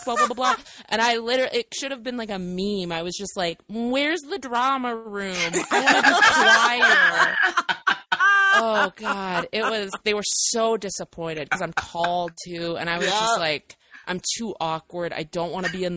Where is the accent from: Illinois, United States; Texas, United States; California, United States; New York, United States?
California, United States; Vacaville; I was a kid in the Bay Area in California, but I mean, like outer Bay Area. I'm from Vacaville